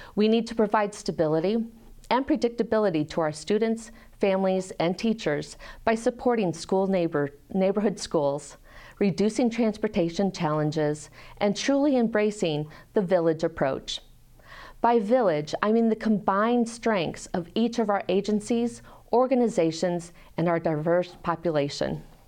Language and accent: English; Peoria, Illinois, United States; moved away as an adult; also born or lived in Rochester, Michigan; now in Iowa City, United States; I was raised in Peoria, Illinois, and graduated from Peoria High School.